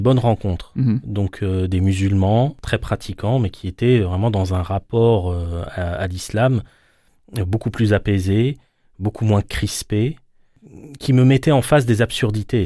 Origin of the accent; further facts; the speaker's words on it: Paris suburbs, Île-de-France, France; je suis né en France, j'ai grandi en, banlieue parisienne